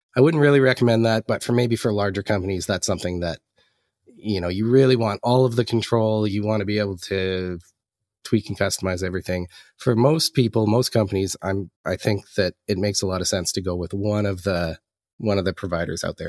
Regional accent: the Canadian Prairies, Canada; moved away as an adult; now in Vancouver, Canada; I'm a Canadian. I'm originally up from, uh, the middle of Canada in the prairies, and, uh, moved out to Vancouver in the last six

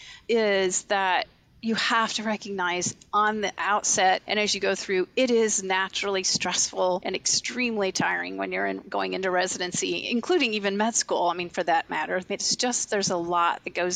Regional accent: Louisville, Kentucky, United States; I grew up in Louisville, Kentucky, and my dad was a physician.

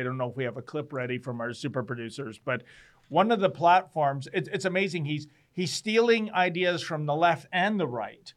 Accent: Toronto, Ontario, Canada; I was born in Toronto

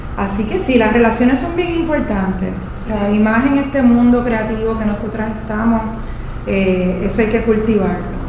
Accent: Puerto Rico; yo me fui a estudiar fuera de Puerto Rico porque en ese momento no existía un programa local

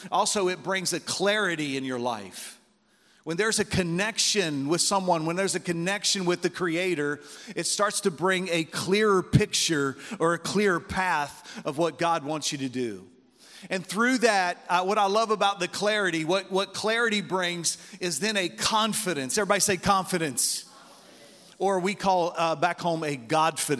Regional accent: Baltimore, Maryland, United States; I'm from Baltimore, Maryland

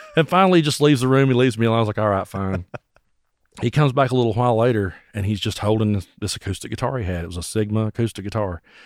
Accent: Bell County, Kentucky, United States; also born or lived in Tazewell, Tennessee; I grew up in Bell County, Kentucky

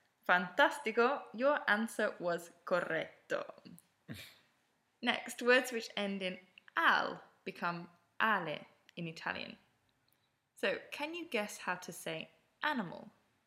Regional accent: England, United Kingdom; moved away as an adult; also born or lived in Ferrara, Italy; now in Milan, Italy; I'm originally from England, but I've been living in Italy since 2008 when I did a year abroad in a little town in the northeast of Italy called Ferrara.

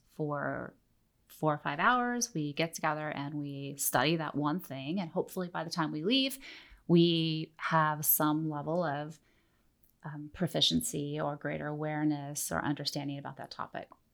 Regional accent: Oregon, United States; moved away; I grew up in Oregon

